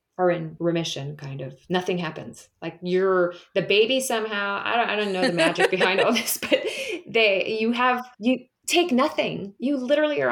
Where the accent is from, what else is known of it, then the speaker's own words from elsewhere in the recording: California, United States; moved away as an adult; also born or lived in Michigan / Las Vegas / United Kingdom; I'm born and raised in California, so I'm back in my hometown, and I don't plan on leaving